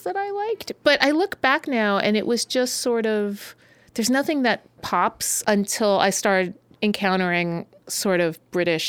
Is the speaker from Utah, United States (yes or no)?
no; New York City, New York, United States; moved away as an adult; also born or lived in Pennsylvania; I'm from Brooklyn, New York